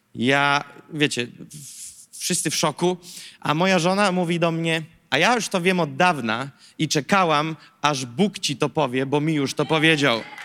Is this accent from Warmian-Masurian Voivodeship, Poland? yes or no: yes; Gołdap, Warmian-Masurian Voivodeship, Poland; moved away as an adult; now in Warsaw, Poland; ja jestem z Gołdapi, Warmia i Mazury, piękne miasteczko, ikona turystyki w Polsce. E, I słuchajcie, tam się wychowywałem.